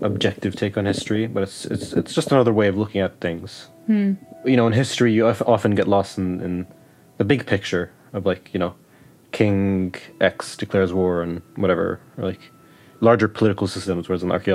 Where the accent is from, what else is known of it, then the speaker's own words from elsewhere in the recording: West Bank, Palestine; now in Providence, United States; growing up in the West Bank and growing up under occupation, and just growing up Palestinian in general